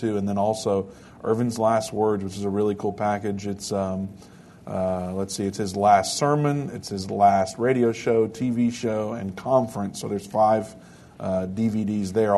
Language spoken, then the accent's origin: English; United States; as an American